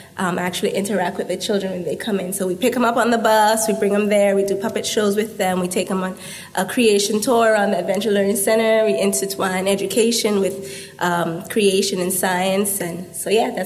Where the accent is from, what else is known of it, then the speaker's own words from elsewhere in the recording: Jamaica; now in Nassau, Bahamas; I'm originally from Jamaica, but I've lived here for a number of years now.